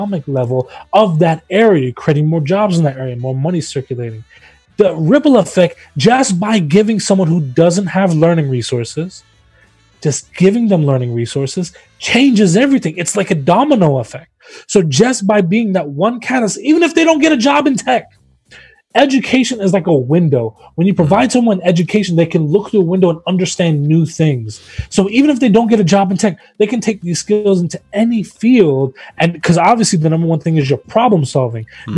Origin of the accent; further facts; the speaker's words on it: Memphis, Tennessee, United States; Memphis, I'm from Memphis, Tennessee